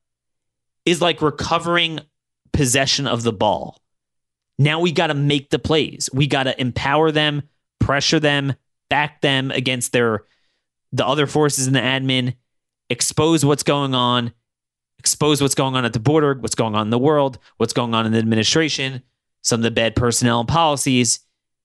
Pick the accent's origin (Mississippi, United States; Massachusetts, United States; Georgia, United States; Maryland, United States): Maryland, United States; Baltimore; my hometown of Baltimore